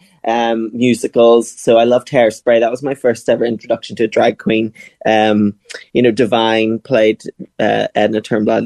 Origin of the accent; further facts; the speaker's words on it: Northern Ireland, United Kingdom; I was brought up in Northern Ireland.